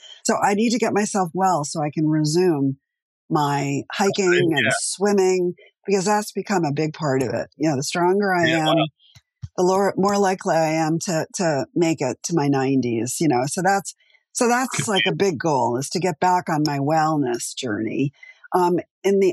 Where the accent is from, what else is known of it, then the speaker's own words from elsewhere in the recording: East Coast, United States; now in Los Angeles, United States; I'm from the East Coast originally